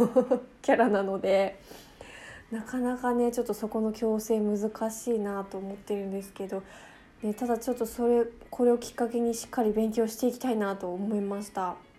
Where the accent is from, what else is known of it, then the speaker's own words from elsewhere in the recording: Fukuoka, Japan; accent: Hakata dialect (kotekote Hakata-ben); 私めちゃめちゃ博多弁こってりらしいんですよね